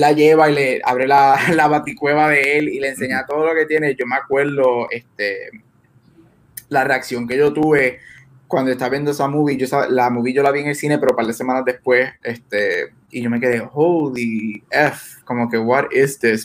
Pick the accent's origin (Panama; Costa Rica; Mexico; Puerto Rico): Puerto Rico; nosotros somos latinos y boricuas